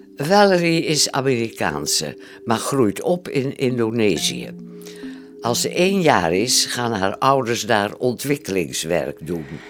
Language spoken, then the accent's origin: Dutch; Friesland, Netherlands; accent: Frisian; ik werd wel eens, eh, ook te kakken gezet door mijn Fries accent